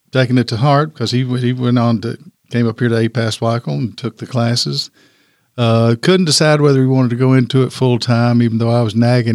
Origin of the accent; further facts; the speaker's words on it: Danville, Kentucky, United States; I actually came over to Lexington. I'm from Danville originally, but I came over to Lexington to APAS Weichel School.